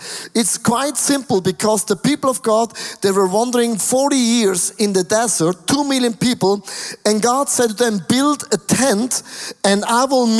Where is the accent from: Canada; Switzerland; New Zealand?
Switzerland; we have only 8 million Swiss people